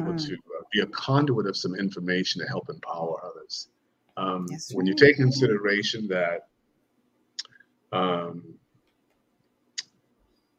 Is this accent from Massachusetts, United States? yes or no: yes; Boston, Massachusetts, United States; moved away; also born or lived in Chicago; my hometown is Boston, Boston, Mass. Grew up in Roxbury, Dorchester area of Boston